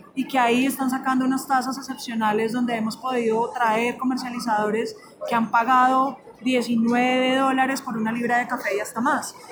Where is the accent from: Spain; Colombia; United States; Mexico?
Colombia; yo soy colombiana